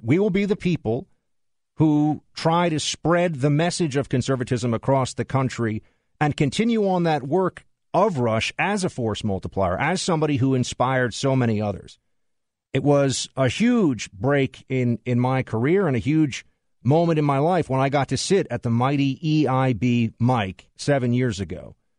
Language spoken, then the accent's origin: English; New York City, New York, United States; a New Yorker, born and raised in New York City